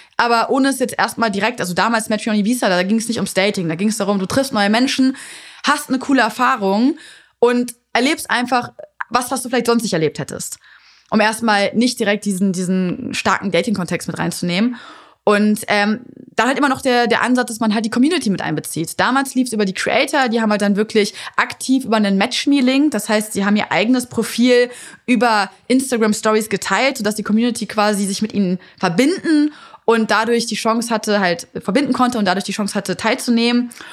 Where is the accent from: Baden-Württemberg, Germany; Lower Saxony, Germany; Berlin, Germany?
Lower Saxony, Germany; Hanover; ich komme aus Hannover